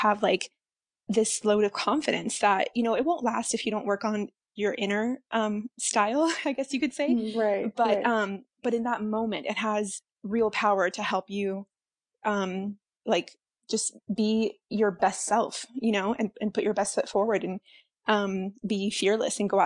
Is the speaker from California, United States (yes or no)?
yes; Central California, United States; moved away as an adult; now in Las Vegas, United States; currently I live in Las Vegas, but I grew up in California, Central California, in a really small town